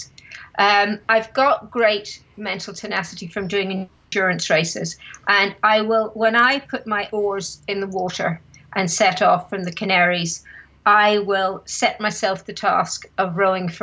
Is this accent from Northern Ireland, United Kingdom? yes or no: yes; Belfast, Northern Ireland, United Kingdom; I was from Belfast